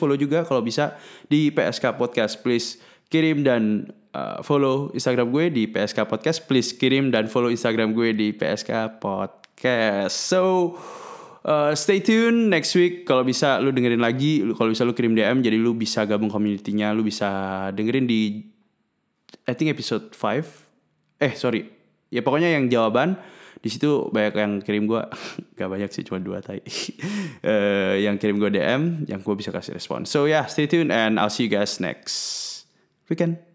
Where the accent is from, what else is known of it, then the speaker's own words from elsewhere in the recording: Bandung, West Java, Indonesia; so ya yeah, uh, gue dari Bandung uh, eh, gue dari kan teman gue